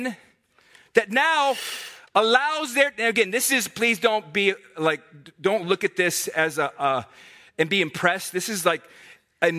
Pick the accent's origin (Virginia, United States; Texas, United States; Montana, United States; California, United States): Virginia, United States; Herndon; moved away; I'm from Herndon